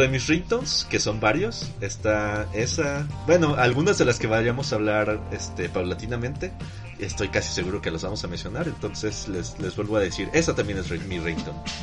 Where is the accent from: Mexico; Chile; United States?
Mexico; nuestra propia versión acá mexicana